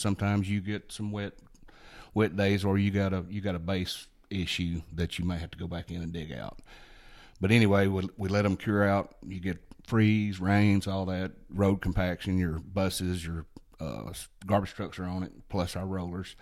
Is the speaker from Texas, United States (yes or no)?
no; Hayden, Alabama, United States; I grew up here in Blount County, born and raised in the Hayden area, graduated to Hayden High School